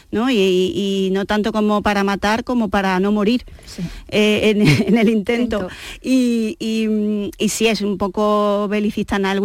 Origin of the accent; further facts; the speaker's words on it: Seville, Andalusia, Spain; accent: andaluz; Cuando salgo de Andalucía, nadie, nadie, nadie jamás en la vida me dice, ah, pero eres sevillana.